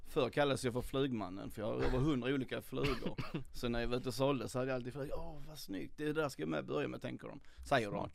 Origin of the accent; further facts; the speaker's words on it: Skåne, Sweden; moved away as an adult; now in Stockholm, Sweden; jag är uppväxt i Skåne, flyttade upp till Stockholm när jag var 30